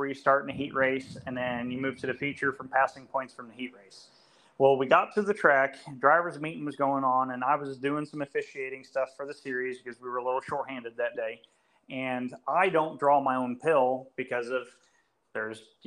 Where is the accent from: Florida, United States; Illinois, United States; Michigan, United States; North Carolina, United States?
Illinois, United States; Benton; moved away; also born or lived in Wisconsin; I grew up in Southern Illinois, and I grew up in Benton, Illinois, but I was born in Wisconsin